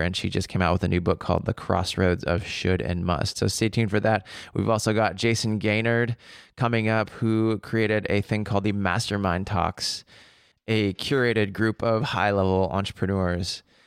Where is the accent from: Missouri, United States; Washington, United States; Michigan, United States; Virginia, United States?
Washington, United States; Seattle; moved away as an adult; also born or lived in Paris; I grew up in Seattle